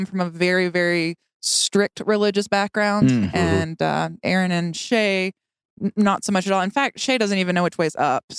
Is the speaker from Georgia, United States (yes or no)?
yes; South Georgia, United States; now in Wyoming, United States; I grew up in South Georgia. And both my parents are deeply Southern Baptist.